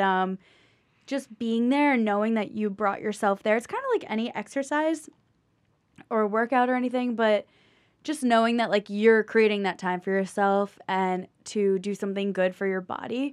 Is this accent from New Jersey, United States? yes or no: yes; Morristown, New Jersey, United States; now in New York City, United States; North Jersey by Morristown